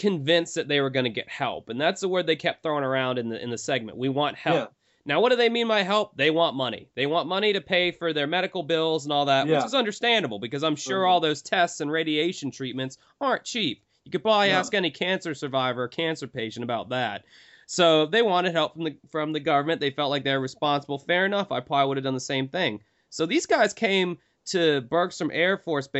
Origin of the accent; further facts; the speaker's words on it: the South, United States; I'm a Southern boy. I grew up in the South my whole life